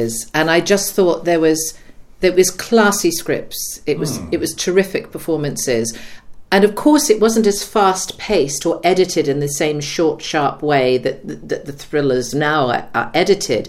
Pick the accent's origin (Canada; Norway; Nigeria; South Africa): Canada; also born or lived in Ottawa, Ontario / Halifax, Nova Scotia; now in United Kingdom; I am Canadian, born and bred. So my parents are English. They emigrated out to Canada, and I was born and raised there in Ottawa and then in Halifax, Nova Scotia